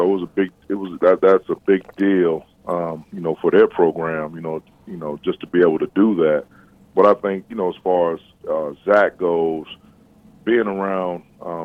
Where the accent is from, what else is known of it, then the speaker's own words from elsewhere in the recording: East Chicago, Indiana, United States; moved away as an adult; also born or lived in Gary, Indiana / West Lafayette, Indiana; I was born in Gary, raised in East Chicago, and went to school in Gary my entire life before going to high school at Andran.